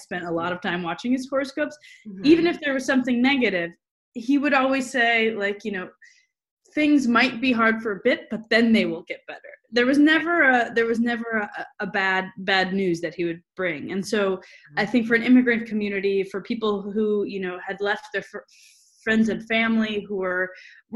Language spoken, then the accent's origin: English; Milwaukee, Wisconsin, United States; I grew up in Milwaukee, Wisconsin